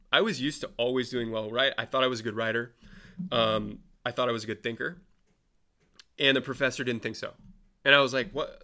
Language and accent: English; Marin County, California, United States; I lucked into being born in and live in Marin County